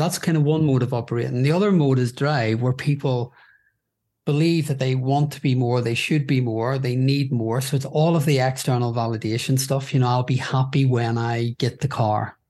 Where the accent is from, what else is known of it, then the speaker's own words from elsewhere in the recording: Belfast, Northern Ireland, United Kingdom; now in London, United Kingdom; I grew up in Belfast in Northern Ireland during a period known as the Trouble